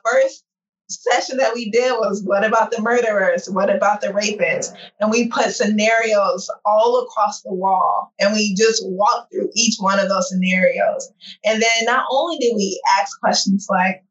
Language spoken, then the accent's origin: English; St. Louis, Missouri, United States; moved away; I'm born and raised in St. Louis. I'm from St. Louis. I consider it my hometown